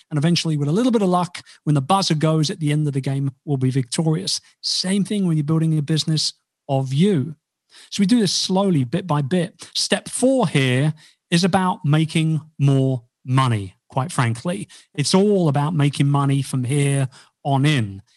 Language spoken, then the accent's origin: English; United Kingdom; I'm about as un-British as a Brit as you'll ever meet